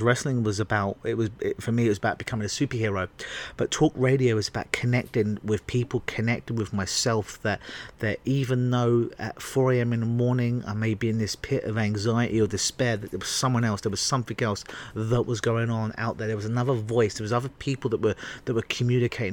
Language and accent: English; England, United Kingdom; moved away; growing up in England